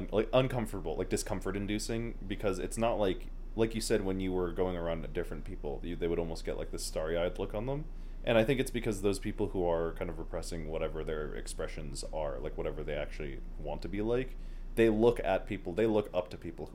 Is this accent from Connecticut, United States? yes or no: yes; Stamford, Connecticut, United States; also born or lived in New Canaan, Connecticut; now in Colorado, United States; I grew up in Stamford and went to, like, super diverse, like, elementary school and pre-K, kindergarten, and all that stuff